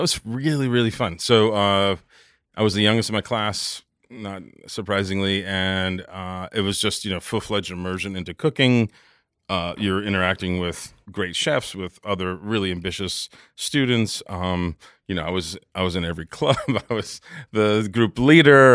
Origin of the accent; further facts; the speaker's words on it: New York City, New York, United States; I lived in Jamaica, Queens at the dawn of the crack